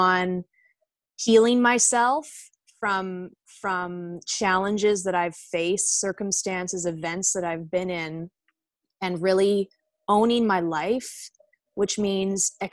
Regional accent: Victoria, British Columbia, Canada; moved away as an adult; also born or lived in Glasgow, Scotland; now in Vancouver, Canada; I grew up in Victoria. I was actually born in Scotland.

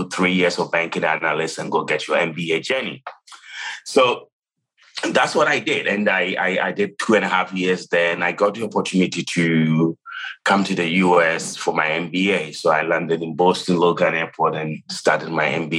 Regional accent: Ghana; moved away as an adult; I was born and raised in Ghana, if you guess where the accent is from, where I grew up and went to college.

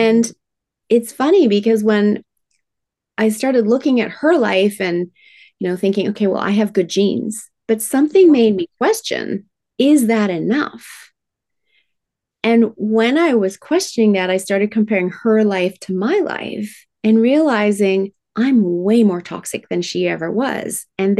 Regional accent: Tokyo, Japan; I was raised in Tokyo, Japan in the 1970s, manufacturing plants spewing out toxins. Yes, it was very cool being raised in Japan.

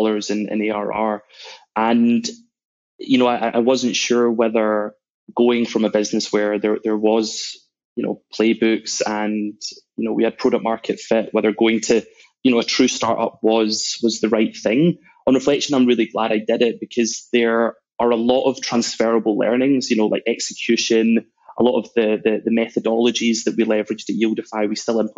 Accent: Glasgow, Scotland, United Kingdom; moved away as an adult; also born or lived in New York / London; I was born in Glasgow

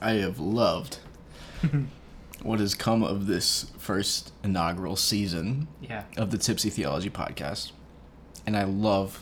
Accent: United States; we are American people

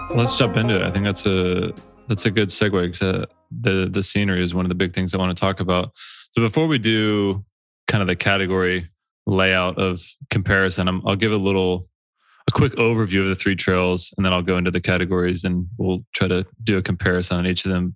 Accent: Georgia, United States; we both grew up on the East Coast. I grew up in Georgia.

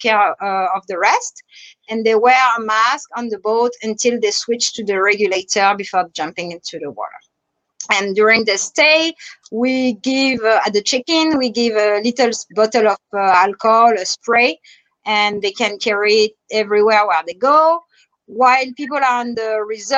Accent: France; accent: French; English is a second language; now in Bahamas; I'm French. If you notice my French accent

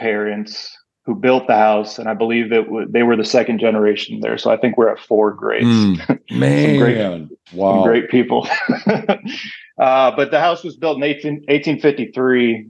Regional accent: Waukegan, Illinois, United States; moved away; also born or lived in Texas; I grew up outside of Chicago, about 45 minutes outside of Chicago, a place called Waukegan, Illinois

